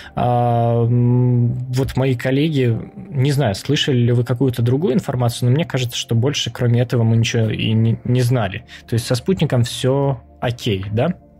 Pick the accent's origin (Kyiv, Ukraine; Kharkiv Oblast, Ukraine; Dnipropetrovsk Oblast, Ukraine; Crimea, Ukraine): Kyiv, Ukraine; moved away; из Киева, даже если быть точнее